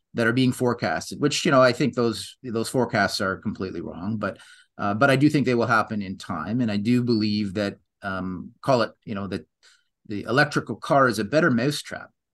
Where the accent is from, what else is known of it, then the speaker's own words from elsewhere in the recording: Canada; I'm Canadian